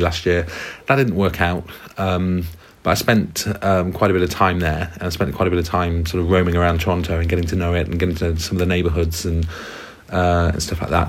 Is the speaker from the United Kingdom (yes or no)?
yes; United Kingdom; also born or lived in South Korea; I'm from the UK.